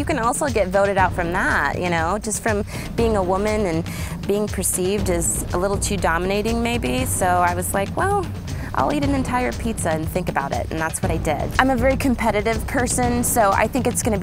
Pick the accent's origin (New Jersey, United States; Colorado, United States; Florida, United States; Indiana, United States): Indiana, United States; Kokomo; I'm from Kokomo, Indiana